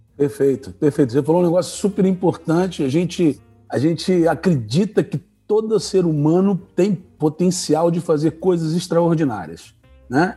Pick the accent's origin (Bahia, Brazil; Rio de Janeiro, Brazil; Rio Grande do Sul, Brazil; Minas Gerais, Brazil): Rio de Janeiro, Brazil; now in Curitiba, Brazil; eu sou carioca